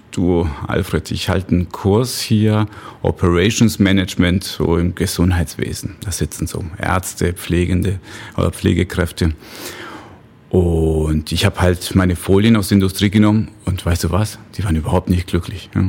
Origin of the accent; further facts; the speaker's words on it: Mexico; German is a second language; also born or lived in Bavaria, Germany; ich sage immer, ich bin ein Austro-Mexikaner. Heißt, ich bin eigentlich in Mexiko geboren, dort noch zur Schule gegangen, aber ursprünglich, also vom Pass her Österreicher.